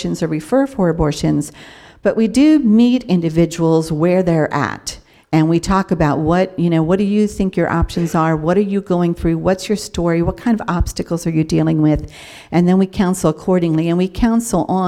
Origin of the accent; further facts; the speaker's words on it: York, Pennsylvania, United States; moved away as an adult; I was born and raised here in York, but then got married at a young age and kind of moved all over the country